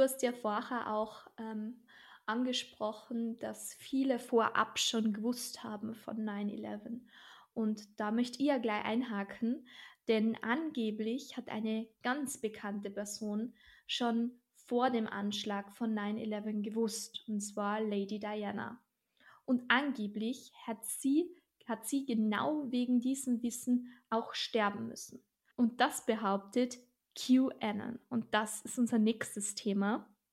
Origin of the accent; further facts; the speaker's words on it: Austria; bei uns in Österreich